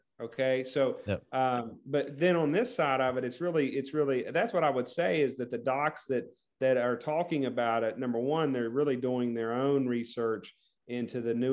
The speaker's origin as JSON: {"language": "English", "region": "West Virginia", "country": "United States", "tie": "born or raised there", "said": "my home state, WVU"}